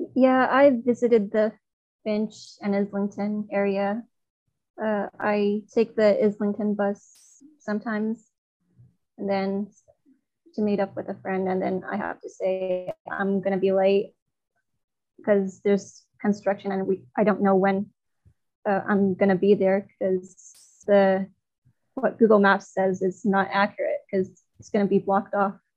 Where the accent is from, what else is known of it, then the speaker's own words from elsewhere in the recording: China; now in Toronto, Canada; in my hometown in China, my mother did not drive